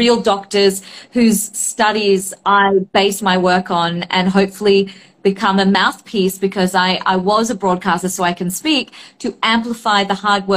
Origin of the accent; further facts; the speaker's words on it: Australia; I grew up in Australia